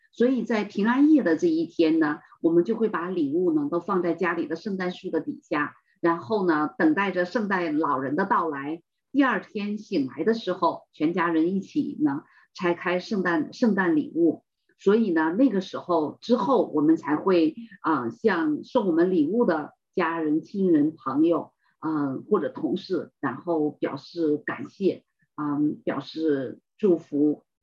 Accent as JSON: {"language": "Chinese", "country": "China", "said": "我们中国人"}